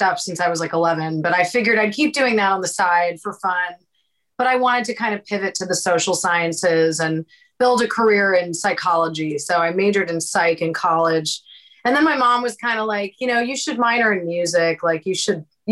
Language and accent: English; Prince George's County, Maryland, United States; moved away as an adult; now in Los Angeles, United States; We're both from Prince George's County, Maryland